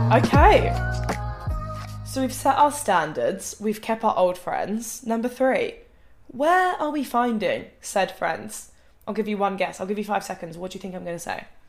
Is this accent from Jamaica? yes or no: no; Thanet, South East England, United Kingdom; moved away as an adult; now in Manchester, United Kingdom; I don't see the point of like moving out in my hometown because I know I didn't want to stay in my hometown forever.